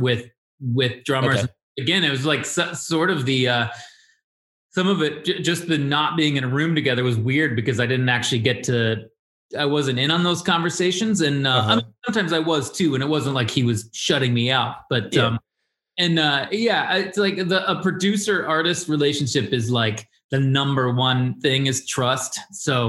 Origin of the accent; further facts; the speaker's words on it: Chicago, Illinois, United States; I grew up near LaGrange, not in LaGrange, but that was like where my grandma lived